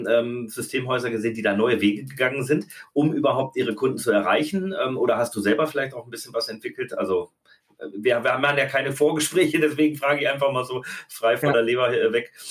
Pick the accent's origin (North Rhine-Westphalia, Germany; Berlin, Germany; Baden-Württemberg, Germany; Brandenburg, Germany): Baden-Württemberg, Germany; Als Schwabe definitiv.